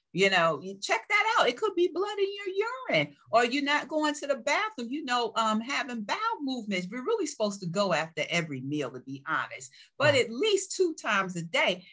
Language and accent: English; New York, United States; growing up in New York